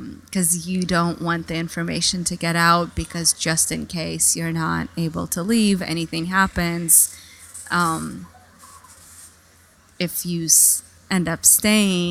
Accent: Saint Petersburg, Russia; moved away; also born or lived in Italy; I was born in Russia. It was Soviet Union at the time. It was Leningrad at the time.

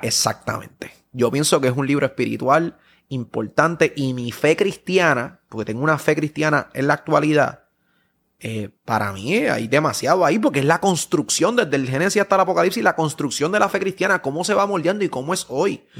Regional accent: Puerto Rico; yo sigo siendo puertorriqueño

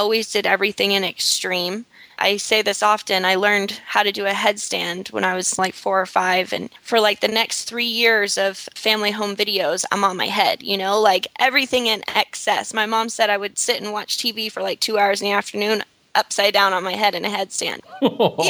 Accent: Tampa, Florida, United States; moved away as an adult; also born or lived in Fort Myers, Florida / Fort Lauderdale, Florida / Miami, Florida; now in Costa Rica; I was born in Tampa, Florida. Throughout, I don't know, I would say about the first 15 years, I lived pretty much in the country, out in the middle of nowhere

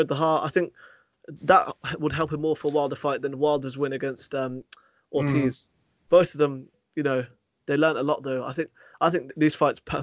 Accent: United Kingdom; As a British fight fan

